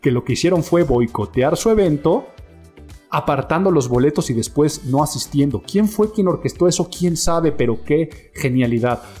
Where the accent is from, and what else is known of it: Mexico